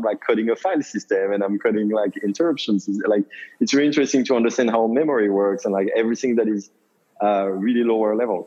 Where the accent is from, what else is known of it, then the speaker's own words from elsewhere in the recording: Paris, Île-de-France, France; moved away as an adult; also born or lived in New York; now in United States; I grew up in Paris, in France.